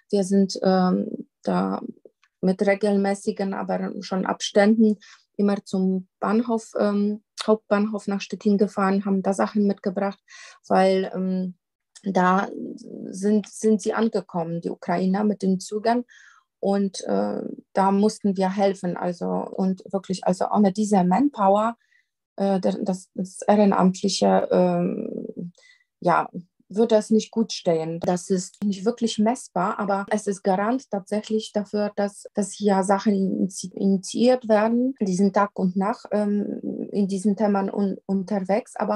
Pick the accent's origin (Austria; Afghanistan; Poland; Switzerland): Poland; accent: Polish; German is a second language; now in Germany; ich komme ähm, tatsächlich ähm, aus, aus Polen, wie man an meinem Akzent erkennen kann, immer noch.